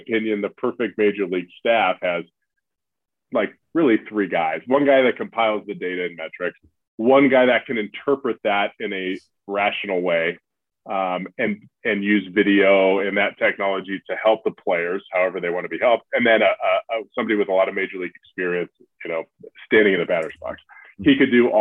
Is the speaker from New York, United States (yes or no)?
no; San Diego, California, United States; we're all from San Diego